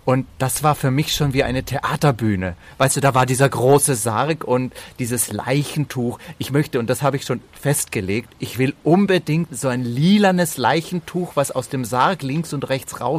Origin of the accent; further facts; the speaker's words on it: Bavaria, Germany; also born or lived in Slovenia; aufgewachsen in Bayern und Slowenien. Slowenen und Bayern haben ein ganz eigenes Verhältnis zum Tod.